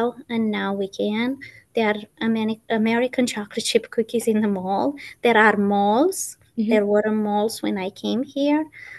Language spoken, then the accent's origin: English; Romania; moved away as an adult; now in United States; I am from Romania.